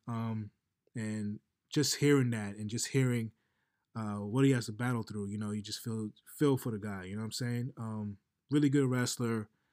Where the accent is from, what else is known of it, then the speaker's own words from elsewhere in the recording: New York City, New York, United States; I'm from New York. So I know what it is to be the hometown kid